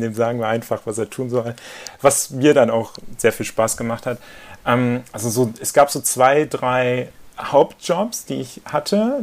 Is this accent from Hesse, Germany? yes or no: no; Papenburg, Lower Saxony, Germany; moved away; Wir teilen uns ja die Geburtsstadt und äh, in Papenburg eben